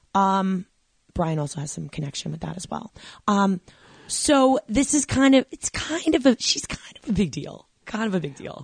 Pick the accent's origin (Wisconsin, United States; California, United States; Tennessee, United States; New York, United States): New York, United States; I'm originally from New York